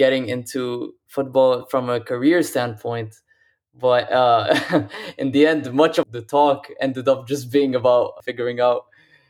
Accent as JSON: {"language": "English", "country": "Lebanon", "moved": "yes", "lives_now": "Abu Dhabi, United Arab Emirates", "said": "I'm originally from Lebanon. Normally, I stay in Abu Dhabi in the UAE"}